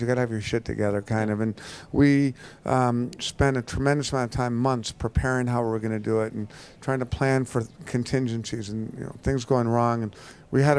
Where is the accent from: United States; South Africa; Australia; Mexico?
United States; New York; I'm from New York and I was in Manhattan September 11th